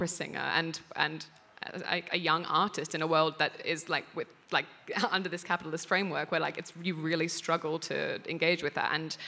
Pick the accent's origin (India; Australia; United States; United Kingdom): Australia; moved away as an adult; being an Australian abroad